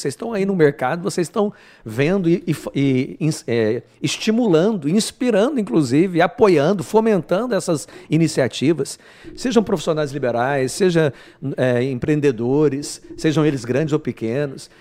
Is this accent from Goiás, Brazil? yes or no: yes; Goiânia, Goiás, Brazil; moved away as an adult; also born or lived in Maringá, Paraná; now in Rondonópolis, Brazil; Vim de Goiânia, diretamente de Goiânia, mas nasci em Maringá. Então costumo brincar que eu sou paranaense de nascença, goiano de coração e mato-grossense de convicção